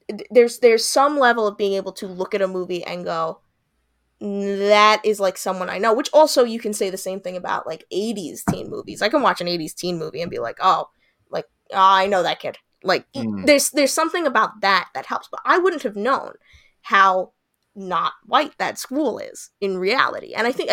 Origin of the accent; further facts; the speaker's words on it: New York, United States; See, now I wouldn't know that because I'm not from LA. I'm from Long Island, and that generally is what our high schools look like.